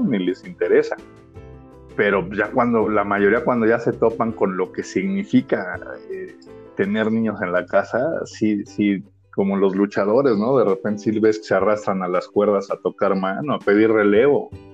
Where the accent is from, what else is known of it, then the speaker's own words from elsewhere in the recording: Mexico; en el rol de padres en nuestro país, por lo menos en nuestra sociedad y en la cultura que nos toca vivir aquí en México